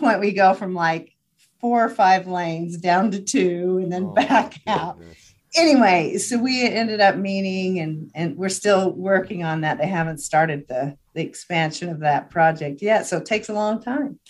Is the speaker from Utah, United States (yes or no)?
yes; Hyrum, Utah, United States; I grew up in Hiram